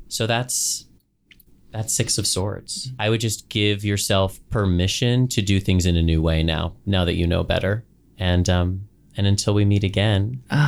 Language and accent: English; Southern California, United States; growing up in Southern California